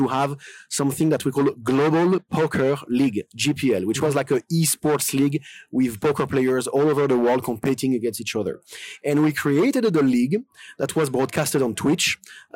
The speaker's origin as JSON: {"language": "English", "country": "France", "also_born_or_lived": "Lyon, France", "accent": "French", "second_language": "English", "moved": "as an adult", "lives_now": "Malta", "said": "I'm from France"}